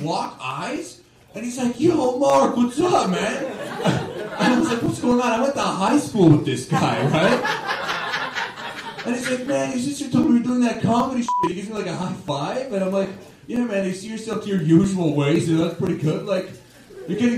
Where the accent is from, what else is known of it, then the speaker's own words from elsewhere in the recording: Toronto, Ontario, Canada; I am from Toronto, and I never actually left Toronto until I started doing stand-up